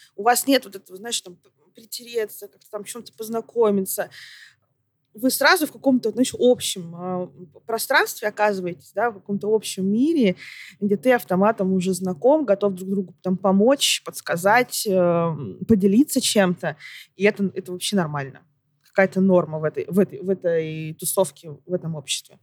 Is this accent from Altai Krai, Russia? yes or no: yes; Barnaul, Altai Krai, Russia; я родом из Барнаула